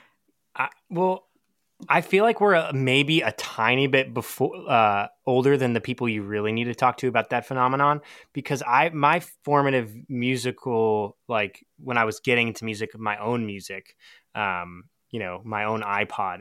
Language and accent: English; Seattle, Washington, United States; also born or lived in Portland, Oregon; now in Durham, United States; I grew up in Seattle, so on the opposite coast